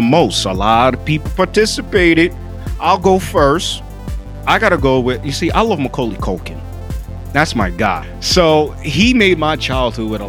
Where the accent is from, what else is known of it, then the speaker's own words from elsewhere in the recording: New York, United States; now in North Carolina, United States; my home state, New York, and my new home state, North Carolina